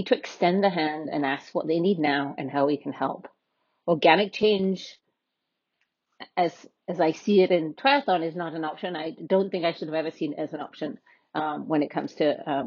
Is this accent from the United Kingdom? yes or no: yes; United Kingdom; now in United States; I'm a British white woman